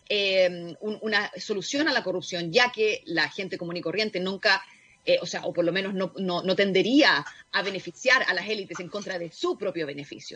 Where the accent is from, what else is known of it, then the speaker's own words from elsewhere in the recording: Chile; yo vengo de Chile